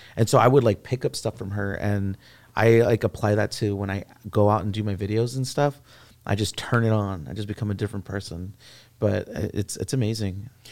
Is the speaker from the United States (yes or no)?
yes; San Antonio, Texas, United States; I grew up in the Castellano courts